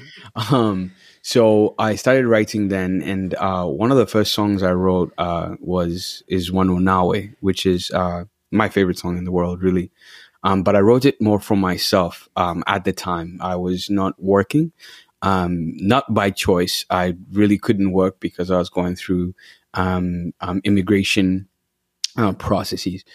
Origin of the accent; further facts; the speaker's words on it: Uganda; moved away as an adult; also born or lived in Washington D.C., United States; now in Kenosha, United States; I'm from Uganda, born and raised